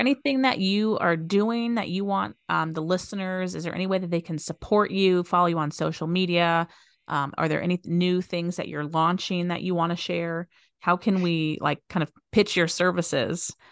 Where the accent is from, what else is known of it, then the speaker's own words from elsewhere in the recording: Las Vegas, Nevada, United States; I was born and raised here in Vegas